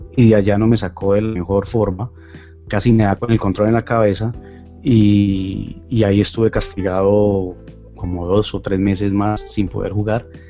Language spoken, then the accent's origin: Spanish; Cali, Valle del Cauca, Colombia; soy de Colombia, de Cali, Colombia, de la sucursal del cielo